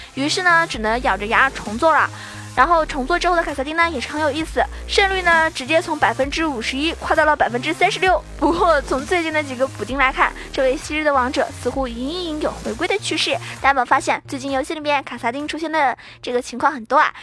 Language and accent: Chinese; China; 我们中国也有句话说得好